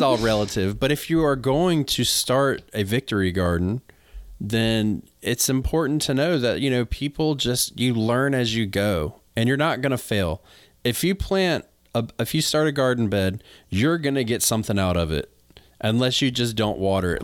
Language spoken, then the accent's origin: English; North Carolina, United States; moved away; I'm from North Carolina originally